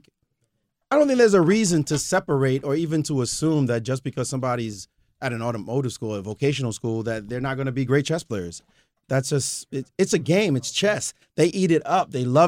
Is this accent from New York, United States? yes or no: yes; Brooklyn, New York, United States; I just go. I'm from Brooklyn. I just want to beat you down.